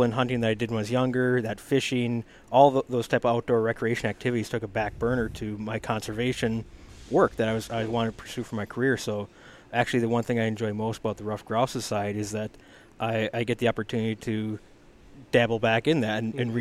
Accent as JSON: {"language": "English", "town": "Tomahawk", "region": "Wisconsin", "country": "United States", "tie": "born or raised there", "said": "Uh, northern Wisconsin, Tomahawk."}